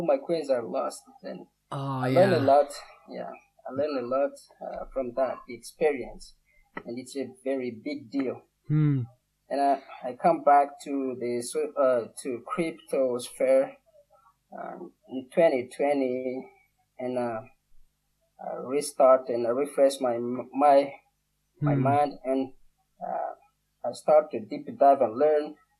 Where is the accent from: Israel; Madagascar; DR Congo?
Madagascar; I come from Madagascar.